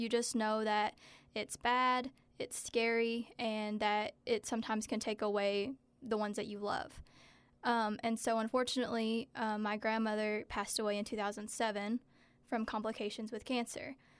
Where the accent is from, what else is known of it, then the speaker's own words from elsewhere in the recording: Stanton, Kentucky, United States; growing up in Powell County, it was definitely hard